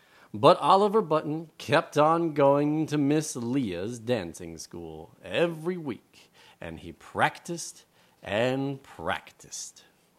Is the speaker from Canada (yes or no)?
no; Taiwan; Hey, …, go back to Poland. Right? Like, I'm not even from Poland. I'm from Taiwan, man.